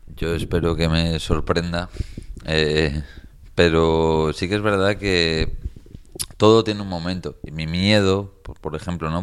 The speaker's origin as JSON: {"language": "Spanish", "country": "Spain", "said": "ser españoles"}